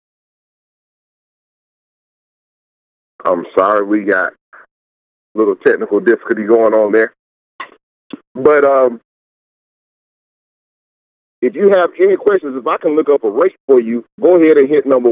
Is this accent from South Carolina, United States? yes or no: yes; Greenville, Spartanburg, and Anderson, South Carolina, United States; Greenville, Spartanburg, and Anderson, I mean, that's my hometown